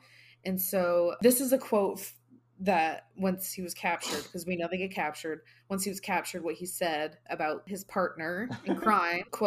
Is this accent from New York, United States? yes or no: no; Vermont, United States; growing up in Vermont